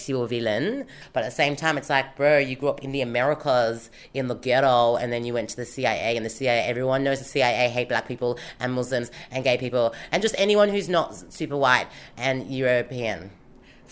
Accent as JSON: {"language": "English", "town": "Sydney", "region": "New South Wales", "country": "Australia", "tie": "born or raised there", "said": "I am from Haiti, born on the Eora Nation of the Gadigal people"}